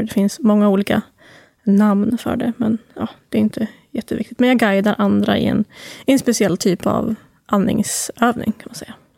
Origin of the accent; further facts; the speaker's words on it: Timrå, Västernorrland County, Sweden; moved away as an adult; jag kommer från Timrå egentligen